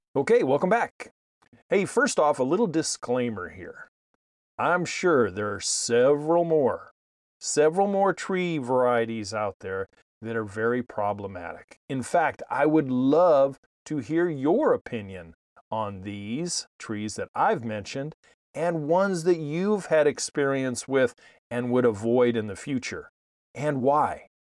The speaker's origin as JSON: {"language": "English", "area": "East Bay, San Francisco Bay Area", "region": "California", "country": "United States", "tie": "born or raised there", "said": "the ones I grew up with in the East Bay, the San Francisco Bay Area"}